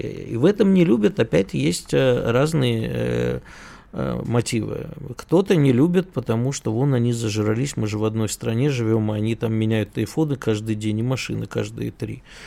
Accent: Moscow, Russia; как коренному москвичу

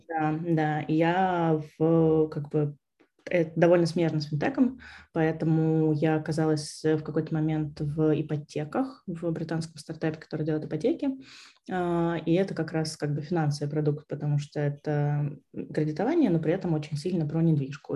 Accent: Vorkuta, Komi Republic, Russia; also born or lived in Saint Petersburg / Moscow / Riga; now in London, United Kingdom; я вообще из Воркуты. Потом я переехала в Питер.

